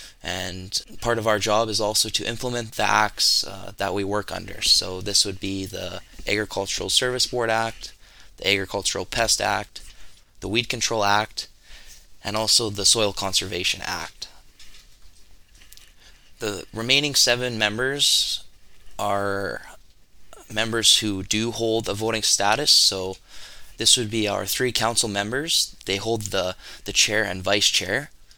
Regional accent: Killam, Alberta, Canada; also born or lived in Olds, Alberta; I was born in Olds, but I moved to Killam in 2006, where I have resided here ever since. My family never farmed, but growing up in this rural setting, I was very fortunate enough to get a real taste of agriculture.

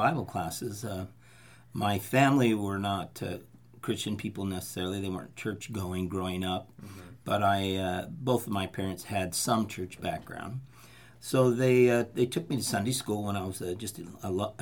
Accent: Fresno, California, United States; moved away as an adult; also born or lived in Turlock / Los Angeles / Santa Cruz; I grew up right here in Fresno

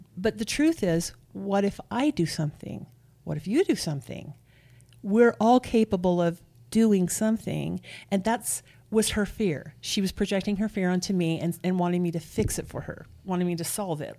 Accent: Nephi, Utah, United States; raised here in Utah. I'm from Nephi.

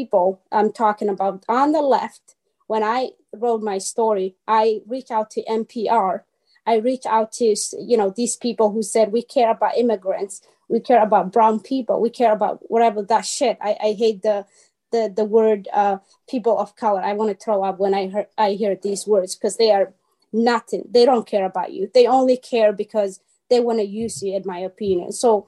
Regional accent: Somalia; moved away; I'm from Africa, so I was born in Somalia. And I flee from my country, my own country, because of the civil war, still 1991.

